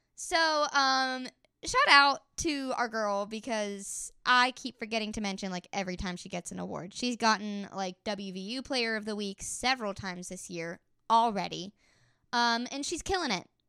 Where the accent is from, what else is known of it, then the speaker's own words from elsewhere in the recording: Elkins, West Virginia, United States; I'm from Elkins